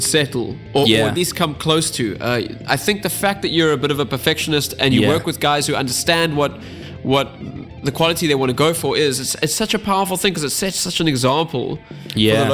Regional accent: South Africa; we're just South African

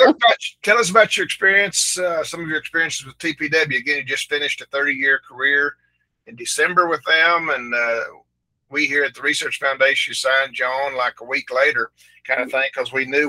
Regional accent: Hollis, Oklahoma, United States; I'm from Hollis, 60 miles north

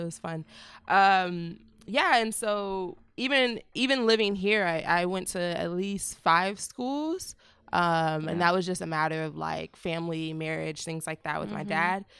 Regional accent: San Diego, California, United States; born there; also born or lived in Vallejo / Oakland; San Diego, California. Spent the first like 6 years of my life in between San Diego and then Vallejo in Oakland.

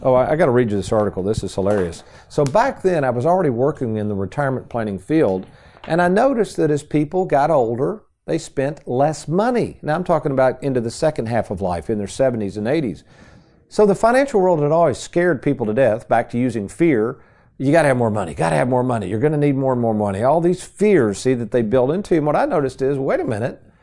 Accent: Lexington, United States; as a kid growing up in Lexington

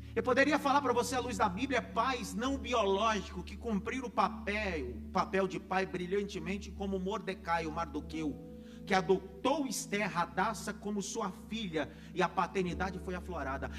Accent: Northeast Region, Brazil; Eu sou de uma família nordestina, graças a Deus, e nordestino de raiz, graças a Deus. Como bom nordestino

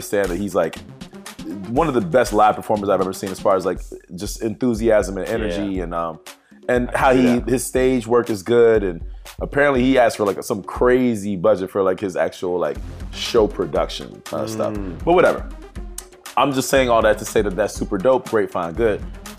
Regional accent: Virginia, United States; we're from Virginia.

